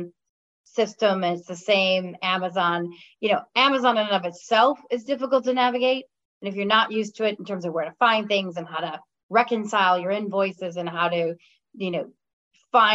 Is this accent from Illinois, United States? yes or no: yes; Chicago, Illinois, United States; moved away as an adult; now in California, United States; I grew up in Chicago. So actually in the suburbs of Chicago, and then moved in the city to go to college in Chicago when I was 17. So, born and bred there, moved out to California about 4 years ago.